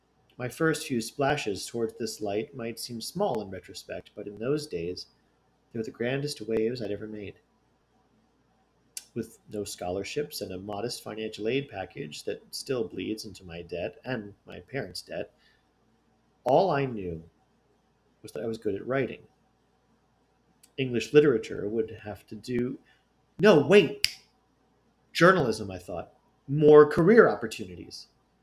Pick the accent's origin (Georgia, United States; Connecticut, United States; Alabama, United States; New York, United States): New York, United States; North Tonawanda; a prized historic landmark located in my hometown of North Tonawanda.